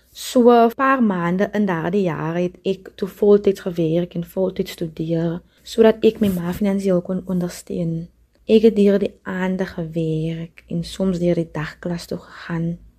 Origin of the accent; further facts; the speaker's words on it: De Doorns, Western Cape, South Africa; moved away as an adult; now in South Korea; Ek het grootgeword op Buffelskerwes, 'n plaas in die Boervallei in die Dorings